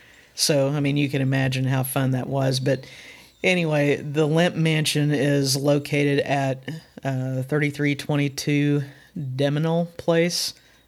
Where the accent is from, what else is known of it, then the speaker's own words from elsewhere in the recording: Missouri, United States; we're from Missouri